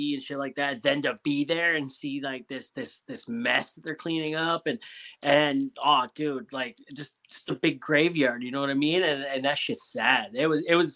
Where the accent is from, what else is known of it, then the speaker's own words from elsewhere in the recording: Ontario, Canada; accent: Canadian; I'm from Ontario, so I'm like just above New York